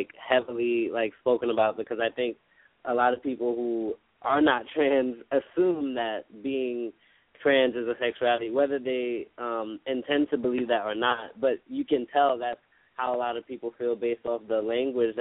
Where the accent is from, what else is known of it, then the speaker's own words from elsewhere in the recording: New York, United States; I'm from New York.